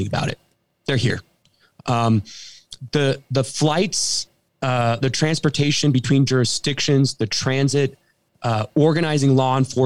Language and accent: English; California, United States; my hometown in California